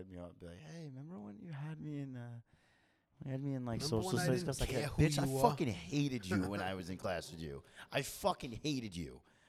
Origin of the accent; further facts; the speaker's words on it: New York, United States; moved away as an adult; also born or lived in New Jersey; now in Belmont, United States; I'm from New York, so I know how that lifestyle is. Like, I grew up with it. I've been living there for 18 years.